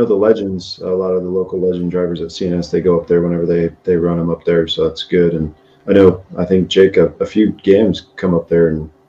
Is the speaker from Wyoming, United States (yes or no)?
yes; Cheyenne, Wyoming, United States; moved away; I'm actually from Cheyenne and grew up going to Big Country